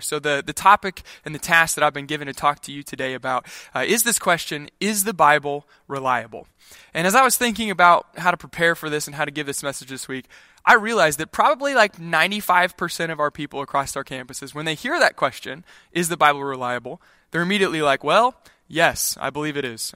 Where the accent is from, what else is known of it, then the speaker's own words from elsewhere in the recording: Kansas, United States; when I grew up in Kansas